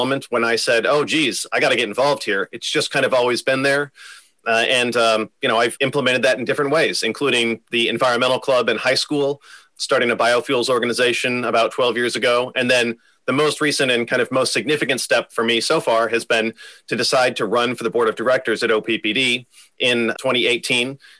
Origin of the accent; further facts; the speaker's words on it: Omaha, Nebraska, United States; also born or lived in Houston, Texas; I am from Omaha originally. I went to Westside High School